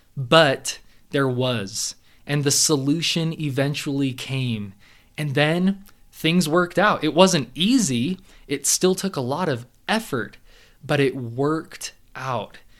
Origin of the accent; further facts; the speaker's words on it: Southern California, United States; growing up in Southern California